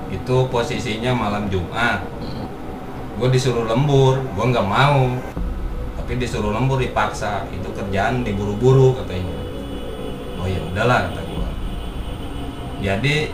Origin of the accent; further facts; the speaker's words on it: West Java, Indonesia; Nah yang namanya gue orang Sunda kan, ya.